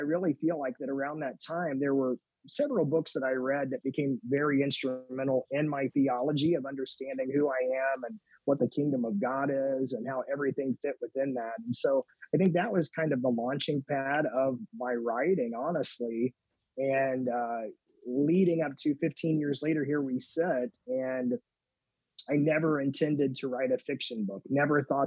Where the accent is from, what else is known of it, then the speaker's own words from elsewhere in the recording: Madison, Indiana, United States; I grew up on the Ohio River in Madison, Indiana